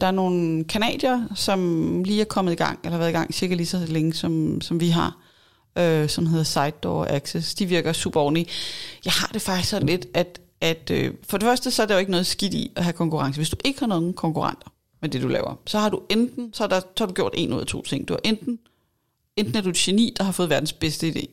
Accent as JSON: {"language": "Danish", "country": "Denmark", "said": "vi måske også som danskere"}